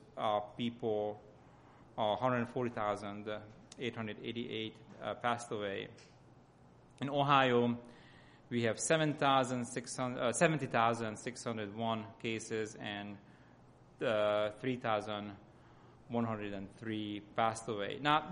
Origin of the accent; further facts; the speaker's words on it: Hungary; accent: Hungarian; English is a second language; moved away; my accent comes from Hungary